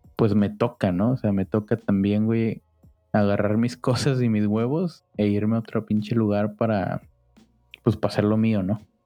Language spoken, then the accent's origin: Spanish; Cancún, Quintana Roo, Mexico; now in Sinaloa, Mexico; crecimos en Cancún, Quintana Roo